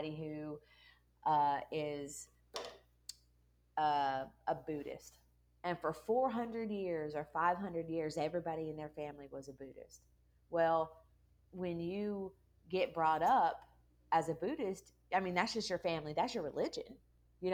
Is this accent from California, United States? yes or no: yes; California, United States; moved away as an adult; also born or lived in Mobile, Alabama; originally from California. I moved to the South over 20 years ago, ended up in Mobile, Alabama